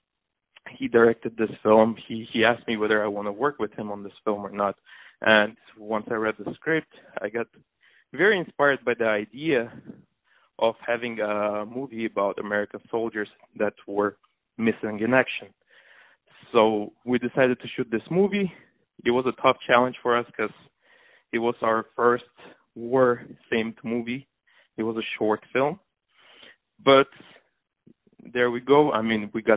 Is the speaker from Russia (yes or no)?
yes; Moscow, Russia; moved away as an adult; also born or lived in Armenia / England; now in Los Angeles, United States; I spent most of my days growing up in Russia, in Moscow